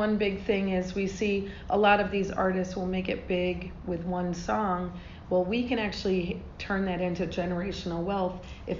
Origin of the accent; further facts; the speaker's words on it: Georgia, United States; Remember, I'm from Georgia. Everyone's going to think that it means the Bulldogs UGA